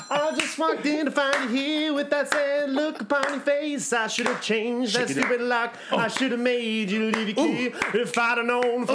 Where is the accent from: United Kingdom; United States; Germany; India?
United States; Mesa, Arizona; moved away as an adult; I'm from Mesa, Arizona.